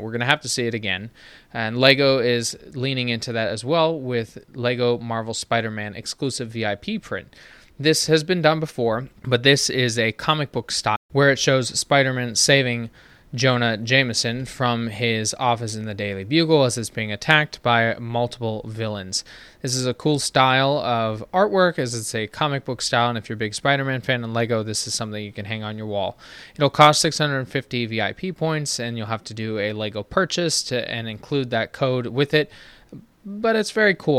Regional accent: United States; being an American

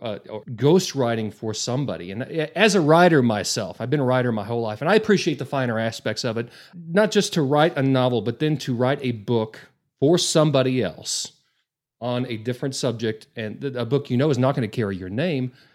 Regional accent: Borger, Texas, United States; now in Amarillo, United States; I grew up in Borger, and so to me, as a small town kid

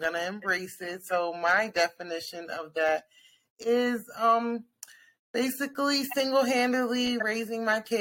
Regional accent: Pennsylvania, United States; I'm from Pennsylvania.

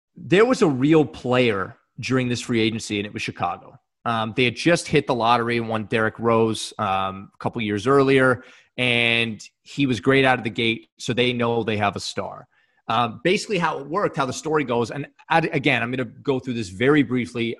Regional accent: Canada; two Canadian guys

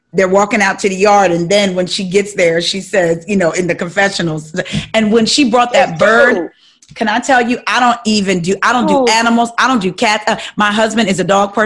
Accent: New Jersey, United States; moved away as an adult; now in Maryland, United States; I'm from Jersey, you know, I'm from North, South Jersey

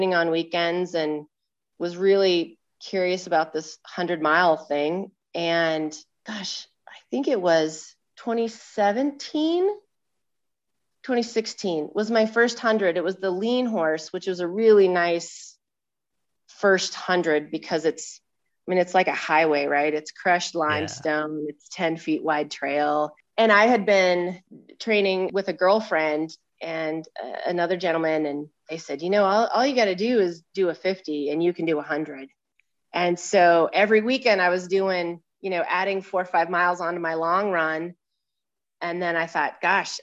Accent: Sheridan, Wyoming, United States; also born or lived in Buffalo, Wyoming; I grew up in Sheridan, actually, was born in Buffalo, just a half hour down the road.

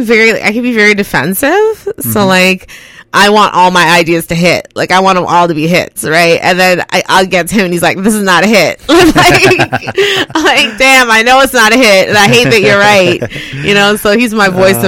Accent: Canada; also born or lived in Guyana; I was born in Guyana, South America. I came up to Canada Christmas Day, 1988

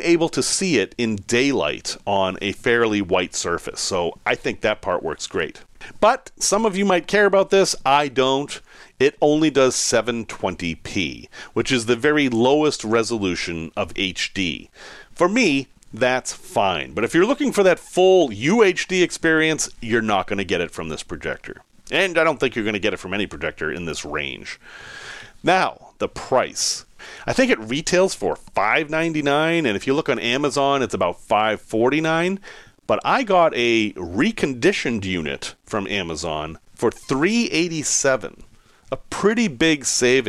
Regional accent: Salem, Massachusetts, United States; also born or lived in West Virginia / Chicago; I'm from Salem, Massachusetts

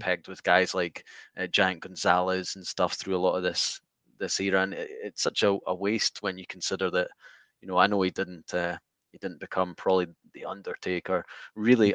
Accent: Scotland, United Kingdom; I'm from Scotland

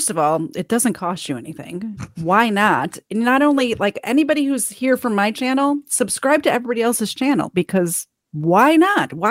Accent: Chicago, Illinois, United States; moved away; I'm from Chicago

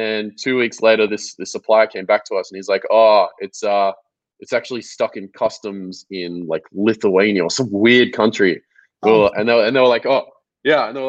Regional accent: Melbourne, Victoria, Australia; So I grew up in Melbourne, Australia. I was born here in 1996

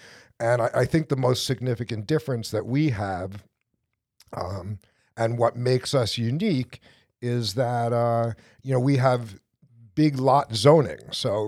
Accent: Edison, New Jersey, United States; I'm from Edison originally

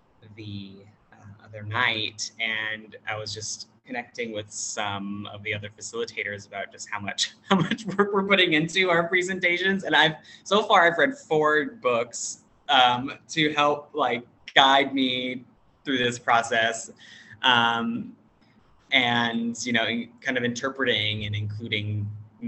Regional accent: United States; moved away as an adult; now in Thailand; English speaker, American.

